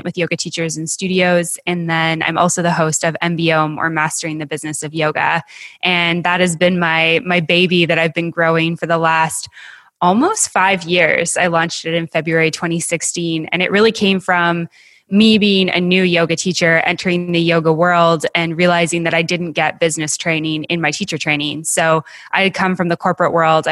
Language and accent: English; Western Canada, Canada; moved away; I'm originally from Western Canada, as is my husband